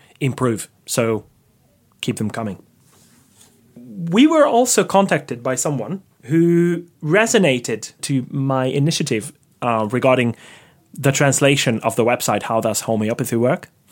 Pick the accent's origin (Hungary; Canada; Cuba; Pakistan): Hungary; Székesfehérvár, Fejér; moved away; there's a Székesfehérvár Skeptics in a pub. That's my hometown.